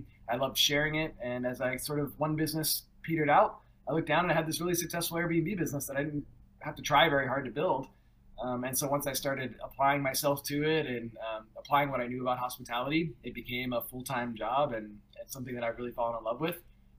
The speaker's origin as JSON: {"language": "English", "area": "Napa Valley", "region": "California", "country": "United States", "tie": "born or raised there", "also_born_or_lived": "San Francisco Bay Area / Oregon / Hawaii / Memphis", "moved": "as an adult", "lives_now": "Milwaukee, United States", "said": "I'm actually originally from the San Francisco Bay Area. I grew up in the Napa Valley. And really, I lived in the same house until I was 17. And then I went all over the place. Oregon, Hawaii, Memphis. I lived in Mexico, lived in Colombia and Peru."}